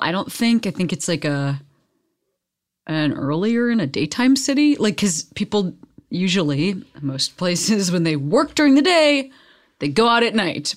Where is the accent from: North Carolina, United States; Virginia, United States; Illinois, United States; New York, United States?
Illinois, United States; Western Springs; moved away; I am from Western Springs